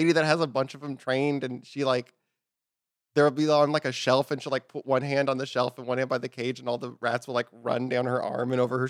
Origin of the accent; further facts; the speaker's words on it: Texas, United States; Well, in Texas, we still have freedom, so...